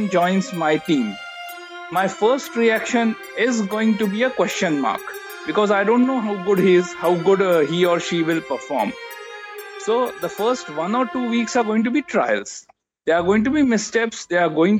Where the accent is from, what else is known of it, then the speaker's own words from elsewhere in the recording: Mumbai, Maharashtra, India; I am born and brought up in Mumbai